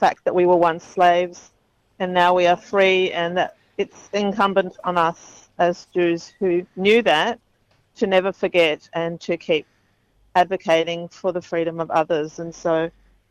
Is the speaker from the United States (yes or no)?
no; Israel; now in Australia; though I am Israeli, I'm an Australian, and so for me I'm based here